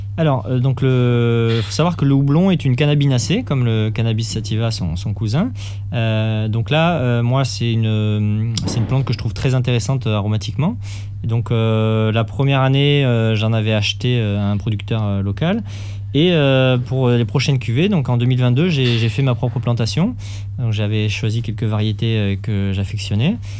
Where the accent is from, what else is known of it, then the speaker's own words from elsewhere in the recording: Toulouse, Occitania, France; now in Bordeaux region, France; je suis de Toulouse à la base et j'ai des amis là-bas